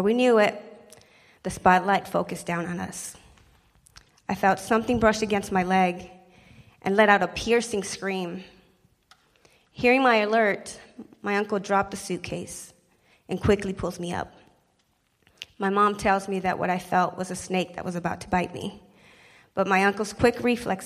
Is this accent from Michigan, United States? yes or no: no; El Mirage, Arizona, United States; also born or lived in Sinaloa, Mexico; That small immigrant town outside of Phoenix became my hometown